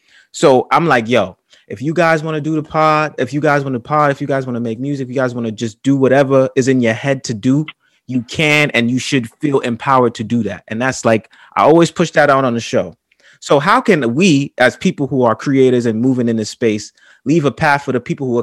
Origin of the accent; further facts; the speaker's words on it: New York City, New York, United States; I'm a guy from the Bronx. Like, I grew up the way most of you guys grew up.